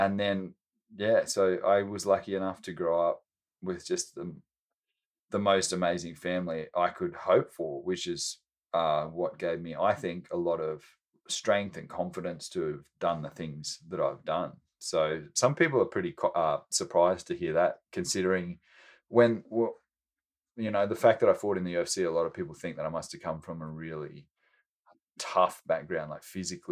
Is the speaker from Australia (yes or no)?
yes; Australia; moved away; I was born in Australia and grew up with the most amazing parents